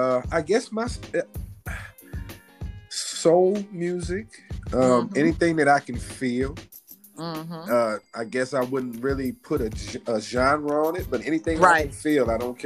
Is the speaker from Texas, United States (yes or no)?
no; East St. Louis, Illinois, United States; I'm from the east side.